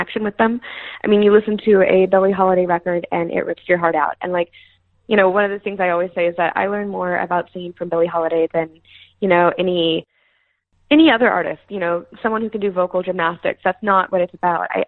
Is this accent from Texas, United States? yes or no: yes; Houston, Texas, United States; I'm from Houston, yeah. So I grew up going to Astros games